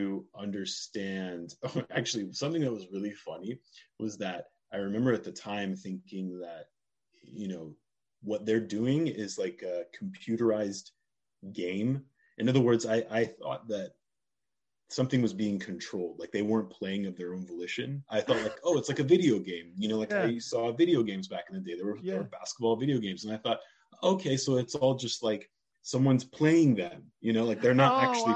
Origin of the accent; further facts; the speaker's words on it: Oregon, United States; also born or lived in Arizona; moved there when I was really young